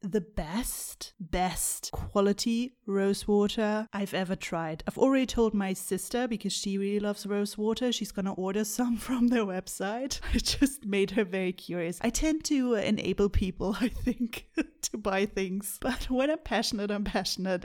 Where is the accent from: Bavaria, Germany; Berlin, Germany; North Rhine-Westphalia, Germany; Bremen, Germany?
North Rhine-Westphalia, Germany; Bonn; moved away as an adult; now in New Zealand; when I still lived, uh, in my hometown in Bonn